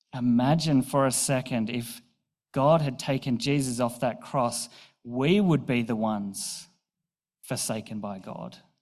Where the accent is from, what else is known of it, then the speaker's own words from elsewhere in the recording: Newcastle, New South Wales, Australia; also born or lived in Bathurst; I was moving from Newcastle to Bathurst uh, for uni. So I was 18, fresh out of home